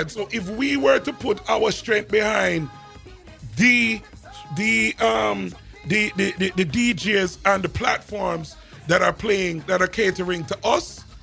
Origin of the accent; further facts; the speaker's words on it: New York City, New York, United States; growing up in New York and remember born in Brooklyn, grew up in Brooklyn and Queens.